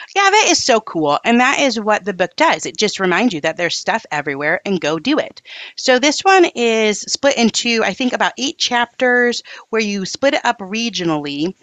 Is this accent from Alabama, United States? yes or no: no; Upper Peninsula of Michigan, United States; we're in my hometown here